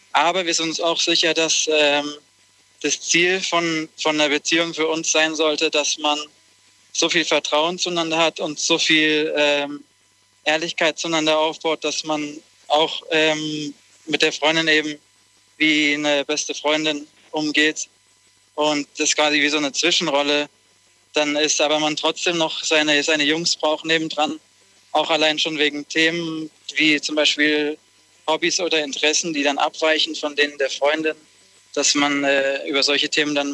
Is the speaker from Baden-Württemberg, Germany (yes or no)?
yes; Konstanz, Baden-Württemberg, Germany; Wir kommen ähm, aus Region Konstanz.